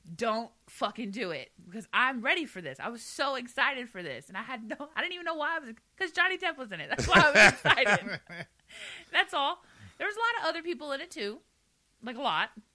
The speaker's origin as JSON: {"language": "English", "region": "the South", "country": "United States", "said": "I'm from the South."}